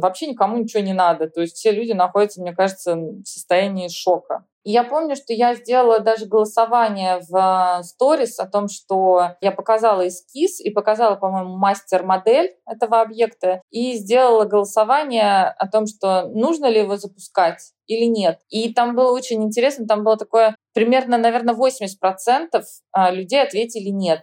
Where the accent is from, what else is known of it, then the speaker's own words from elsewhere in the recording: Tomsk, Tomsk Oblast, Russia; moved away as an adult; now in New York, United States; Я и сама из Томска, из сибирского студенческого города